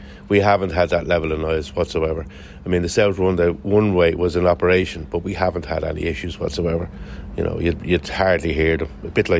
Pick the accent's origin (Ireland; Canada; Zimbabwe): Ireland; St Margaret's, Leinster; I'm from St Margaret's. My wife's from St Margaret's. So this is where we've always lived.